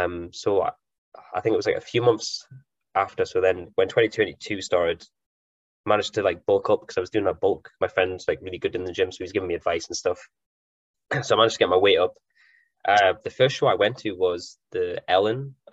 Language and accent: English; Elgin, Scotland, United Kingdom; also born or lived in Aberdeen; I was actually born in Elgin, so I'm originally from Elgin myself. Elgin boy. So I came back up, I was like 18 or 19.